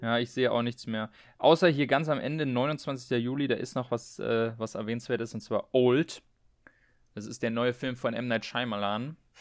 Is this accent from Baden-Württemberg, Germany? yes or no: no; Berlin, Germany; wir kommen ja beide aus Berlin